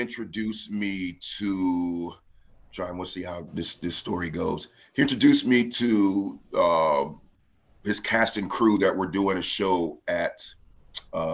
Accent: Jefferson City, Missouri, United States; also born or lived in Raleigh, North Carolina / Carbondale, Illinois / Atlanta, Georgia; I was very small when we moved there, but I would definitely say I'm a native of Jefferson City because that's where I spent most of my life

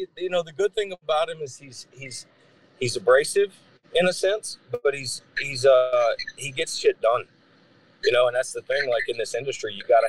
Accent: North Carolina, United States; moved away; I was born in Shelby County, which is I think it's right outside of Charlotte, I believe.

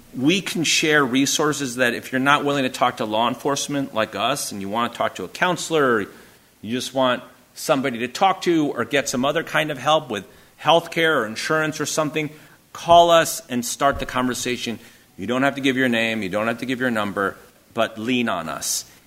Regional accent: United Kingdom; moved away; I come from the United Kingdom

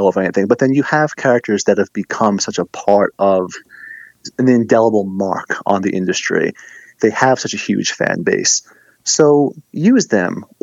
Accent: New York City, New York, United States; growing up in the Bronx

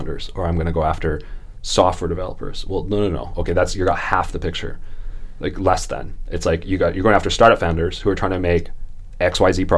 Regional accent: Canada; I'm Canadian

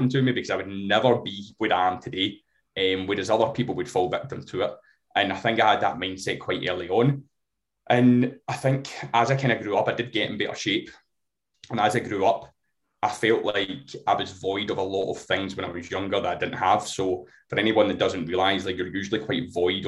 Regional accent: Glasgow, Scotland, United Kingdom; I'm from Glasgow

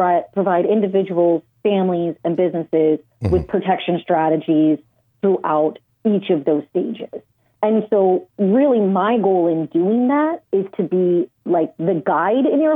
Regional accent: Southern California, United States; I'm from Southern California.

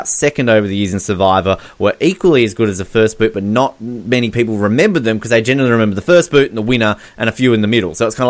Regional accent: Australia; as an Australian

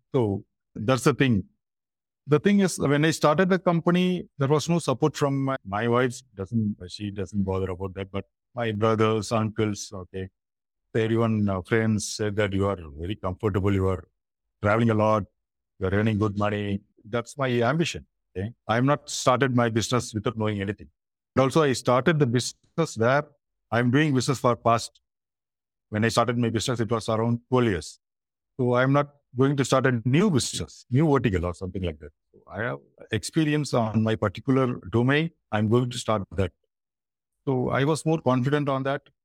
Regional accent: Chennai, Tamil Nadu, India; I'm basically from Chennai, India, southern part of India. It's from the state Tamil Nadu

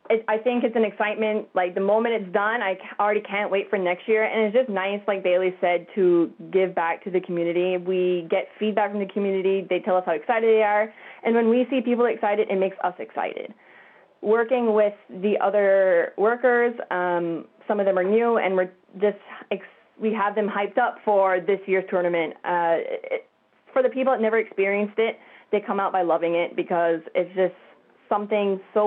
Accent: Wedgeport, Nova Scotia, Canada; Well, as Callie mentioned, I grew up in Wedgeport, and I grew up coming to the festival and watching the big tuna being weighed

